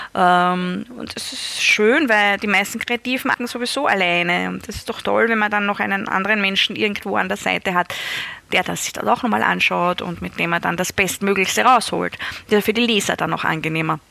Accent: Styria, Austria; in der Steiermark, da wo ich aufgewachsen bin

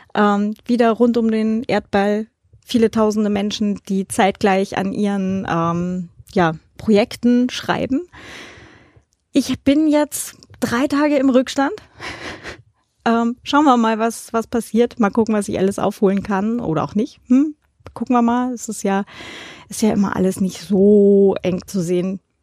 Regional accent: Hildesheim, Lower Saxony, Germany; moved away as an adult; now in Vienna, Austria; ganz nah äh, an meiner alten Heimat dran. Das ist in der Nähe von Hildesheim

